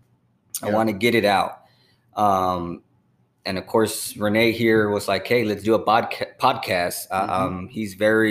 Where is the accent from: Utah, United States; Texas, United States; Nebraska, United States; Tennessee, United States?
Texas, United States; San Antonio; also born or lived in San Marcos, Texas; I was born and raised in San Antonio, the slums of San Antonio